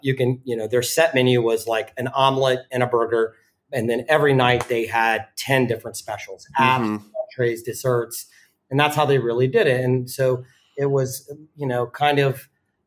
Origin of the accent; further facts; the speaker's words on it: the South, United States; moved away as an adult; also born or lived in Richmond; now in New York, United States; I grew up in the South